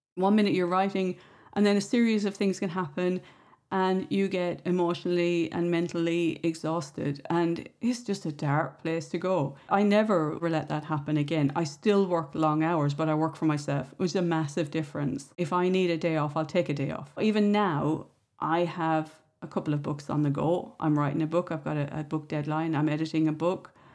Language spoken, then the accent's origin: English; Ireland; I grew up in the Irish countryside